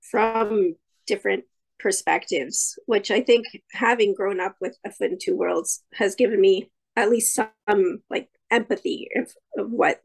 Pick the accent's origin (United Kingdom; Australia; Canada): Canada; also born or lived in Santiago, Chile; live in Ontario, Canada, but I was born in Santiago, Chile. My family immigrated to Canada in 1976, so we've been here a while. We did go back for a little bit in the mid-80s, but mostly I've been raised in Canada